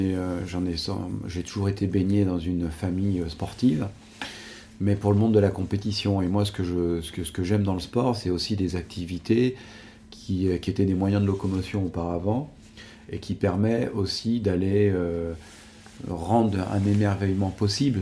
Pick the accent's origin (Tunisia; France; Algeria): France; Savoie, Auvergne-Rhône-Alpes; je suis un enfant du pays. je voilà, quoi, j'ai, grandi ici.